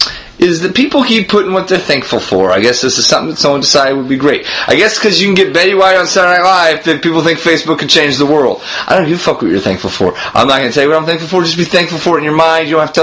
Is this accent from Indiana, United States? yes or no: yes; Hammond, Indiana, United States; moved away; And they stayed in a shelter in Hammond, Indiana, which was my hometown. So I always got a little choked up because that was the shelter I was born in.